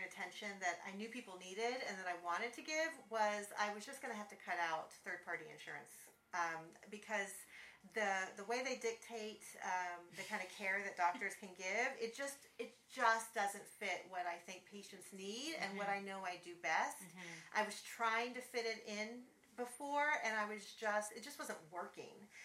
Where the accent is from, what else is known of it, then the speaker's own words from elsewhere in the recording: Texas, United States; moved away as an adult; I'm originally from Texas. My whole family's in Texas. I had been away for a long time.